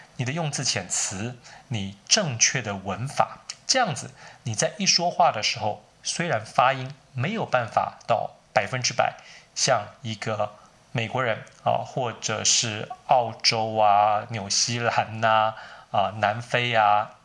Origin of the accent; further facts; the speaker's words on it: Taiwan; accent: Taiwanese; moved away as an adult; also born or lived in United States; 我，呃，是从台湾来的，从小不是在美国念书的